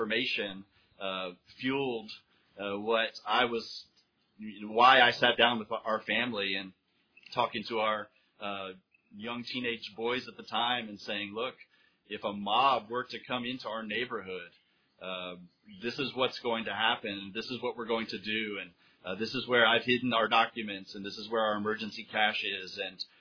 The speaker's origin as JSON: {"language": "English", "country": "United States", "moved": "as an adult", "lives_now": "Honduras", "said": "As an American citizen living abroad"}